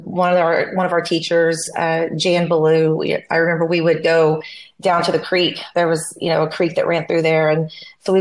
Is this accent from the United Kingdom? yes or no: no; Mayes County, Oklahoma, United States; also born or lived in Tahlequah, Oklahoma / Tulsa, Oklahoma; I grew up in Mays County, Oklahoma, really right on the Mays, Delaware, Cherokee County line, sort